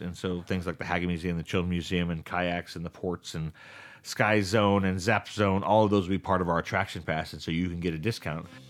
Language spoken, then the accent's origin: English; Stockton, California, United States; I grew up in this town